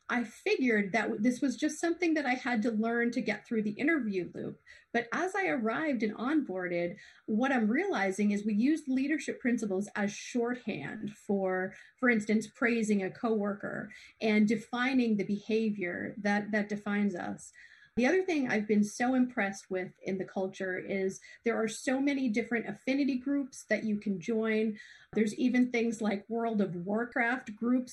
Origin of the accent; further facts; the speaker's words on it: Hollis, Maine, United States; also born or lived in Lewiston, Maine; now in Wells, United States; I grew up in Hollis, Maine, went to Bonnie Eagle